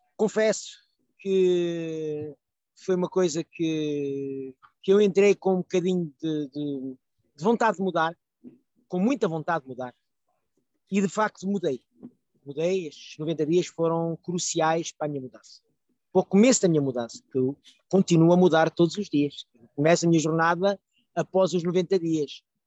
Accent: Portugal; now in France; eu sou de Portugal, normal, estou imigrado na França

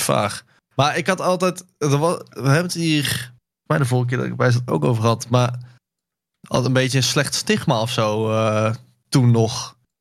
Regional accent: Netherlands

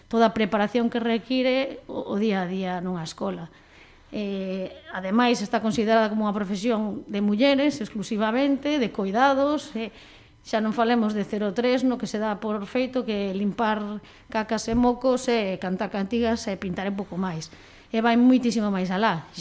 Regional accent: Panxón, Galicia, Spain; also born or lived in Teis, Vigo; pola vila da que eu son, que son de Panxón, aunque agora vivo no fermoso barrio de Teis.

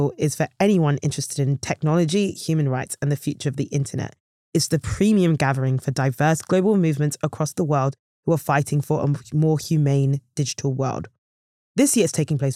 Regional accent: Nigeria; also born or lived in Malaysia; I'm actually Nigerian myself

